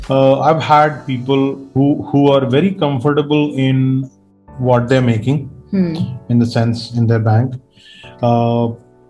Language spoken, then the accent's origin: English; India; as an Indian